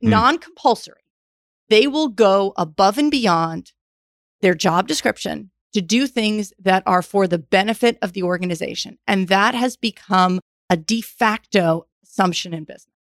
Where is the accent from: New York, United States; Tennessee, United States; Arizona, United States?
New York, United States; moved away; also born or lived in Houston, Texas; I grew up in New York, came to Rice